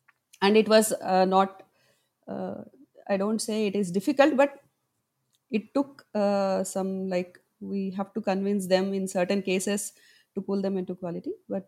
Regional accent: Hyderabad, Telangana, India; from Hyderabad, India.

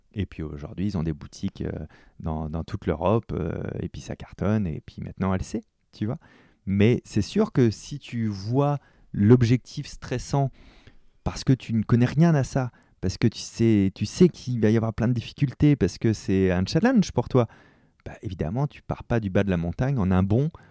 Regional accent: France; chez nous en France

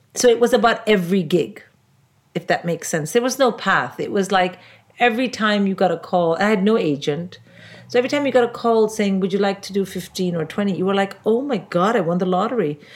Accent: India; now in United Kingdom; I'm an Indian

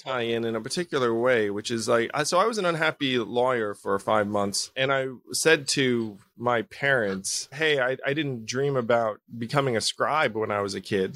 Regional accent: Schenectady, New York, United States; I was born in Schenectady, New York, to a couple of Taiwanese immigrants

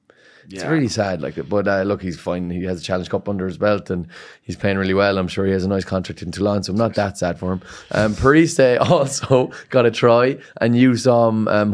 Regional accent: Ireland; Yeah, we are, of course, and we're all Irish at the end of the day.

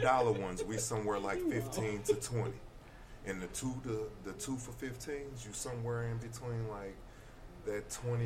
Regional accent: St. Louis, Missouri, United States; I went to Riverview

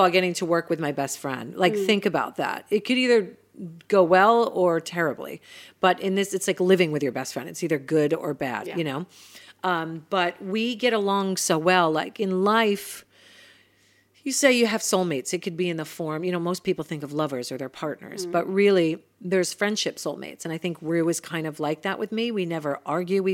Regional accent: New Jersey, United States; moved away as an adult; also born or lived in New York City / London; now in Los Angeles, United States; I left New Jersey and moved to New York City to go to theater school

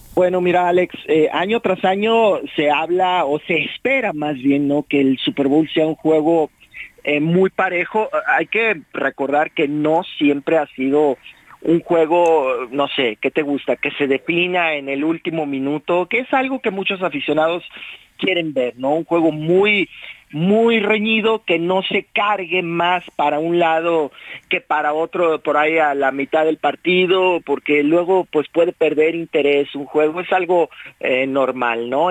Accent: Mexico; aquí en nuestro país somos, los mexicanos somos una gran afición

